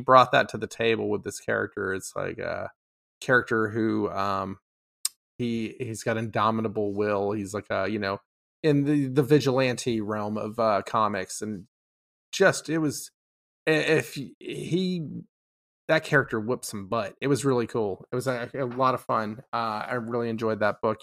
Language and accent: English; Austin, Texas, United States; I'm from Austin